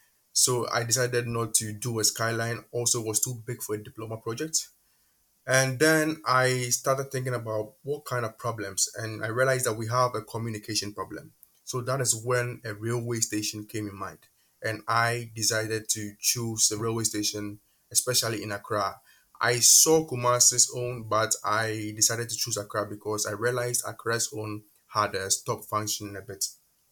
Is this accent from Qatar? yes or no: yes; Qatar; moved away as an adult; also born or lived in Ghana; now in Poland; Ghana for about 10 years before moving to Qatar with my parents. And I went to high school in Qatar. I was raised in Qatar.